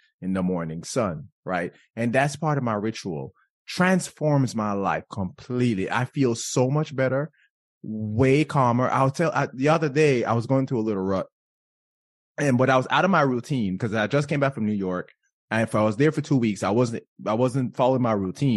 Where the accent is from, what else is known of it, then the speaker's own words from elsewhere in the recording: Jamaica; I'm Jamaican